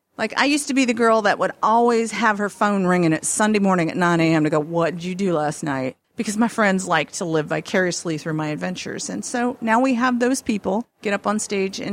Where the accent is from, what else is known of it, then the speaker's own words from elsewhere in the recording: the South, United States; I'm from the South